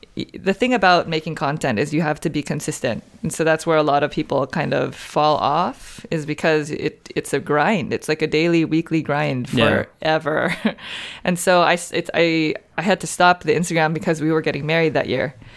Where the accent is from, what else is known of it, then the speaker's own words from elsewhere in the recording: San Francisco, California, United States; moved away as an adult; now in Southern California, United States; I moved down to Southern California. I'm from San Francisco